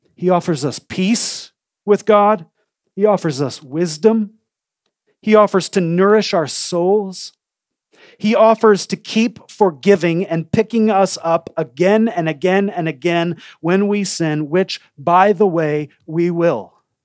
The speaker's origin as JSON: {"language": "English", "town": "Coeur d'Alene", "region": "Idaho", "country": "United States", "tie": "born or raised there", "said": "I grew up in Coeur d'Alene, Idaho."}